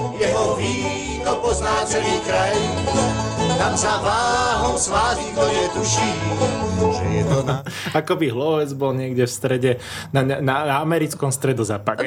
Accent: Trnava, Trnava Region, Slovakia; also born or lived in Hlohovec; Ja som sa tu vlastne v Trnavskej pôrodnici narodil

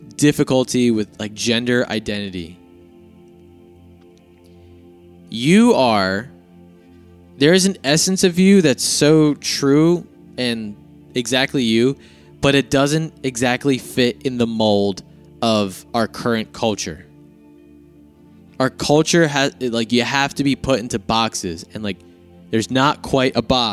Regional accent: New Jersey, United States; I was born in New Jersey

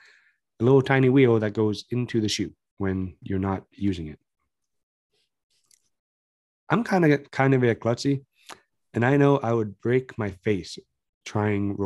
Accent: Canada; we are Canadian boys

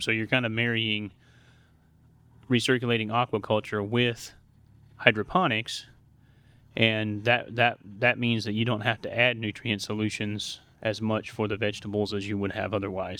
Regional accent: Montana, United States; moved away as an adult; I grew up in the Pacific Northwest in Montana

